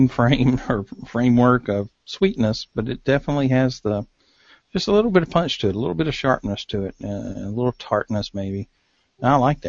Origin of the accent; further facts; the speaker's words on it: United States; accent: hillbilly; my hillbilly accent